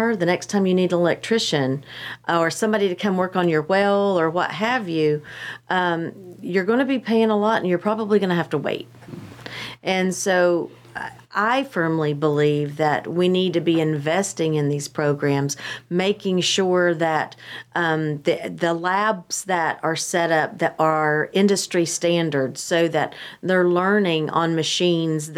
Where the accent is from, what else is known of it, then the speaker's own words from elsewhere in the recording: East Tennessee, United States; now in North Carolina, United States; I grew up in East Tennessee, and my high school had a working farm